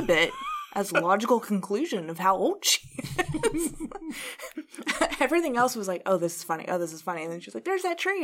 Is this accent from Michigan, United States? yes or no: no; Indiana, United States; I grew up in Indiana